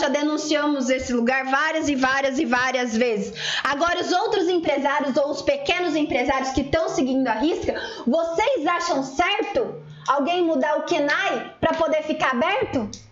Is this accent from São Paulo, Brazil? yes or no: yes; interior of São Paulo, Brazil; Nós somos aqui do interior de São Paulo